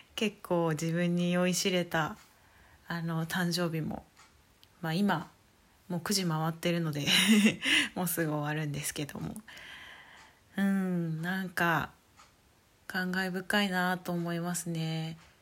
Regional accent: Saitama, Japan; moved away as an adult; now in Hanamaki, Japan; もともと埼玉出身なんですけど

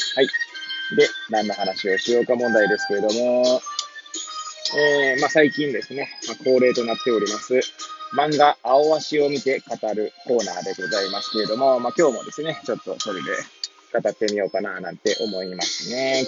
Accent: Hachioji, Tokyo, Japan; moved away as an adult; now in Kamaishi, Japan; 八王子生まれ、八王子育ち。震災の前の年から釜石で働くポンコツ

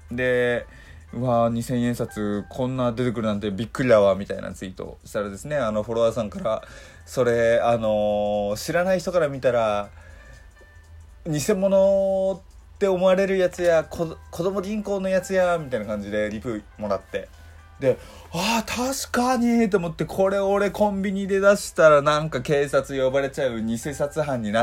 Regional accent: Hokkaido, Japan; moved away; 僕実家北海道なのでその北海道のね自分の地元とかだと全然あの外国人いないしあと僕が今住んでるところも全然ね都心とかじゃないんであのー、普通のなんだろうな一般的な街です

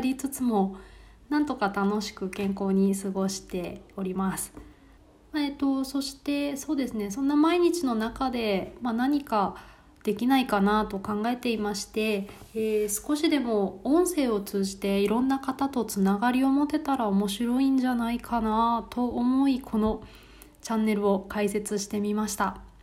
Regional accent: Osaka, Japan; moved away as an adult; also born or lived in Fukuoka, Japan; now in Warsaw, Poland; 私は大阪生まれ大阪育ちの20代です

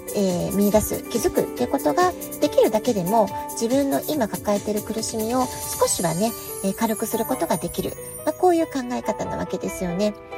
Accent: Japan; now in San Diego, United States; 私たち日本人

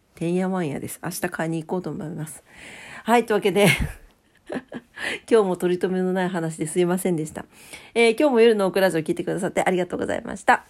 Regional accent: Fukuoka, Japan; 博多、博多っ 子やけん

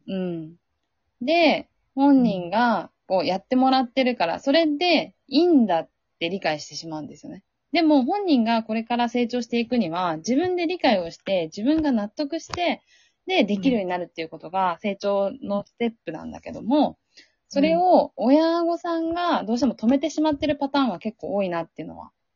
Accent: Sea of Japan coast, Japan; 日本海出身なんで、うん、やっぱりすごい雪が降るところだった

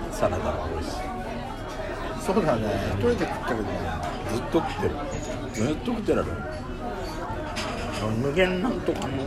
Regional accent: Fukuoka, Japan; 博多出身福岡出身だからかな

